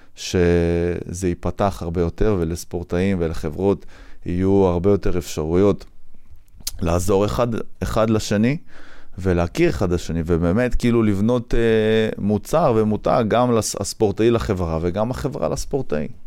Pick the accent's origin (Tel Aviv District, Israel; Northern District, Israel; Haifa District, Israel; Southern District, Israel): Northern District, Israel; Afula; moved away as an adult; also born or lived in Wingate Institute, Netanya